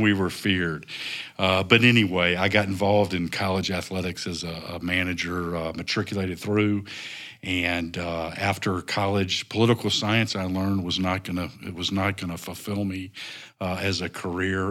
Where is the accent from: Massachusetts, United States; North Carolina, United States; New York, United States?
North Carolina, United States; moved away as an adult; also born or lived in Nashville, Tennessee / Northwest Arkansas; now in Rogers, Arkansas, United States; I grew up in North Carolina.